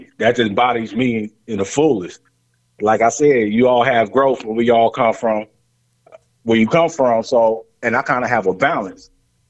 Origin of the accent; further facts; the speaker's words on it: Lima, Ohio, United States; So I was born in Lima, Ohio.